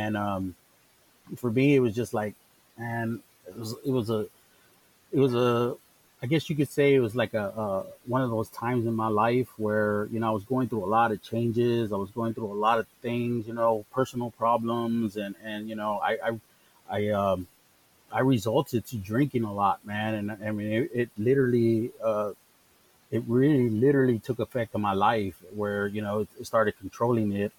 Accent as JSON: {"language": "English", "town": "Chicago", "region": "Illinois", "country": "United States", "tie": "born or raised there", "also_born_or_lived": "Pasadena, Texas", "moved": "yes", "said": "I was born and raised in Chicago"}